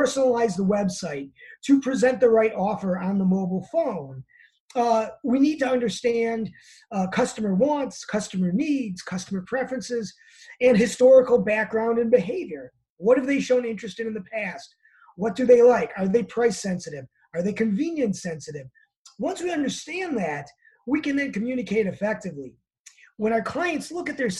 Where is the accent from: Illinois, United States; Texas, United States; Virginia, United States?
Illinois, United States; Chicago; I'm from Chicago, so I call it pop